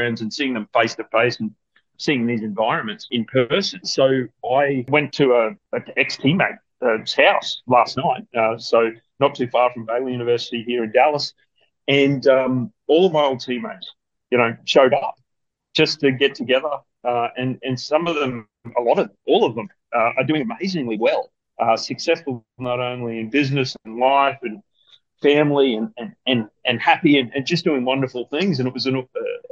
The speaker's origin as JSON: {"language": "English", "country": "Australia", "said": "We're very fortunate in Australia. We have a great standard of living"}